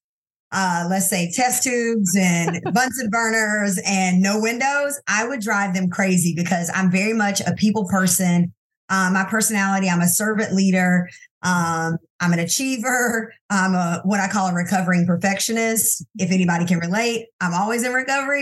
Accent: Anderson, South Carolina, United States; also born or lived in Silver Spring, Maryland; we moved to South Carolina so that I could be raised around

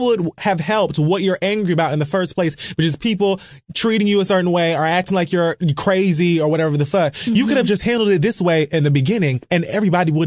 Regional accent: Miami, Florida, United States; I'm from Miami, Florida

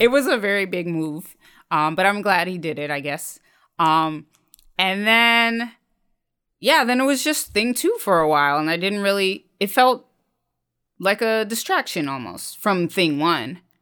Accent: Dayton, Ohio, United States; now in New York, United States; stationed in the Air Force Base near my hometown in Dayton, Ohio

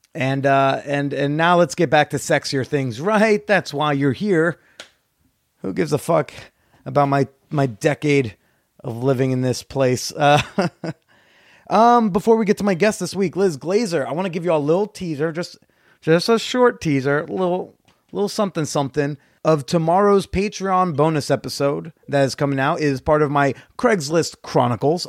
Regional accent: Norwood, New Jersey, United States; I grew up in Norwood

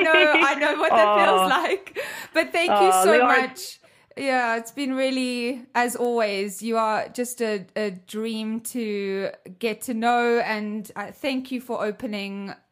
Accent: South Africa; I grew up in South Africa with 11 different languages

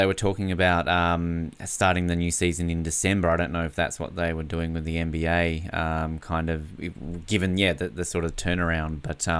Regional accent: Canada; Hard not to get caught up in the Raptors after the last 12 or so months, particularly being a Canadian.

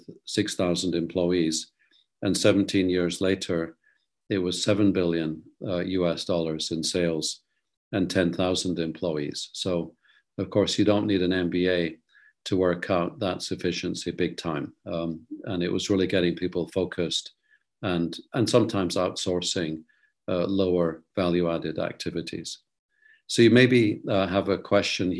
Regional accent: Scotland, United Kingdom; moved away; also born or lived in Netherlands; being a Scotsman

